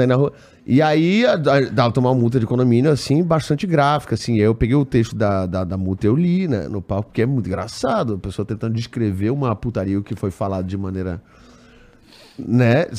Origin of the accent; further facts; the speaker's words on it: Pernambuco, Brazil; minha família é toda pernambucana, fui criado em Pernambuco